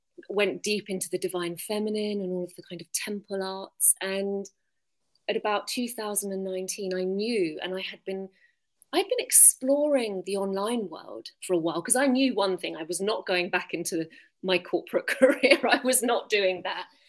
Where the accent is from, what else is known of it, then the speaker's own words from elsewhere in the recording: London, United Kingdom; moved away as an adult; now in Findhorn, United Kingdom; I'm from London originally